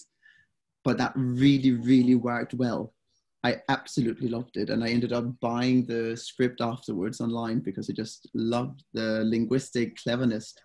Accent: Denmark; English is a second language; moved away as an adult; also born or lived in Exeter, England; now in Copenhagen, Denmark; I moved to Copenhagen. I'm originally from Jutland, moved here on my own

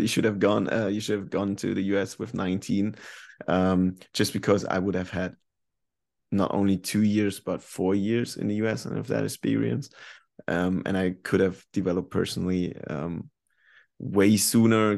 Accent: Germany; English is a second language; moved away as an adult; also born or lived in North Carolina / Sweden

